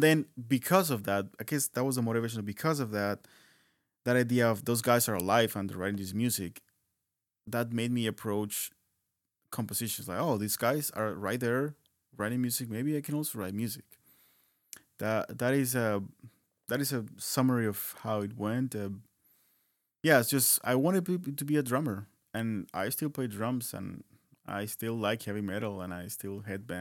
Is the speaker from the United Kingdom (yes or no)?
no; Colombia; moved away; also born or lived in Bogota; start music in the same university in my hometown